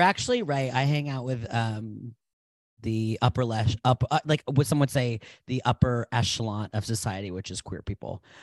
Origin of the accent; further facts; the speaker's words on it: Providence, Rhode Island, United States; I was born in Providence, Rhode Island in 1989